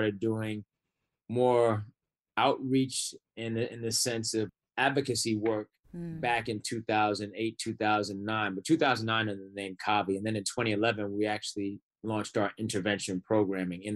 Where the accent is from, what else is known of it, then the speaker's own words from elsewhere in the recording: New York City, New York, United States; also born or lived in Atlanta / Buffalo / Chicago; I grew up in Brooklyn